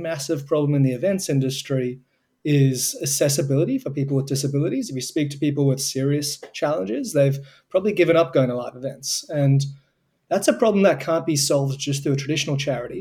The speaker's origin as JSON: {"language": "English", "country": "Australia", "accent": "Australian", "said": "It started in Australia, as you can probably tell from my accent."}